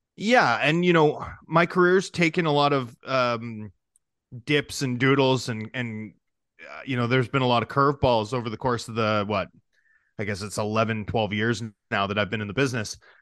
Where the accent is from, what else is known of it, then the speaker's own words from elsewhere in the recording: Vancouver, British Columbia, Canada; also born or lived in Toronto; I went to the University of Toronto after growing up in Vancouver